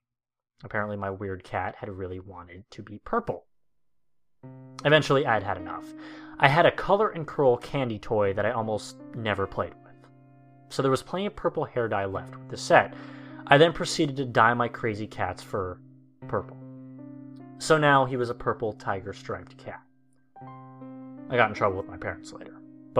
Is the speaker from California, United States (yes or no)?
no; Hyde Park, New York, United States; now in Attica, United States; I currently live in Attica, Wyoming. Although I grew up in Hyde Park, New York.